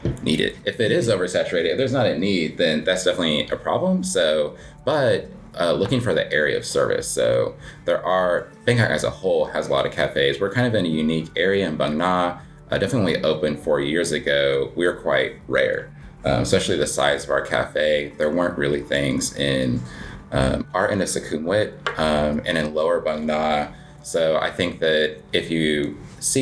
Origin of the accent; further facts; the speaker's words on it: Albuquerque, New Mexico, United States; moved away as an adult; now in Thailand; I, too, am from Albuquerque, New Mexico